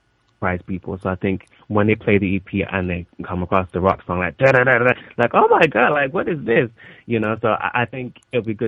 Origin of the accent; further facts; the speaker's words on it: London, United Kingdom; also born or lived in Los Angeles; we came back to London. So I've kind of been growing up in London